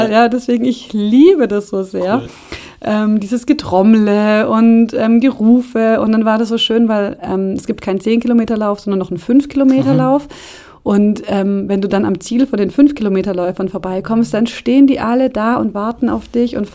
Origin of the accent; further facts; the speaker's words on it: Brazil; now in Germany; ich bin in Brasilien aufgewachsen, ähm, habe viele Freunde in Brasilien, reise oft oder gerne nach Brasilien